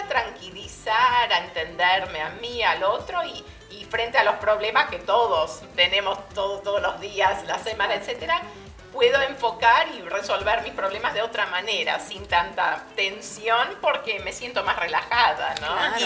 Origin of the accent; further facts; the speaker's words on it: Argentina; now in Phoenix, United States; como soy de Argentina, pero viví tantos años en Argentina